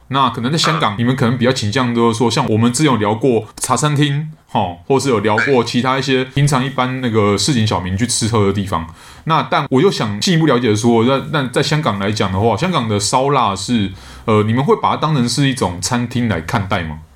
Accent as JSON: {"language": "Chinese", "country": "Taiwan", "said": "我呢，来自台湾，现在人在台湾"}